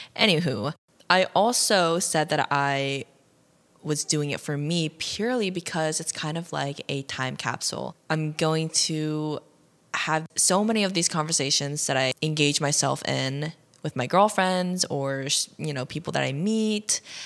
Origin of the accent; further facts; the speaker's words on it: Ohio, United States; was born and raised in Ohio